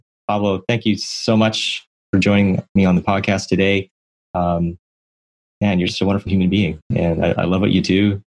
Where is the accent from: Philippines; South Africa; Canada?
Canada; I didn't even know that whole historical situation being Canadian.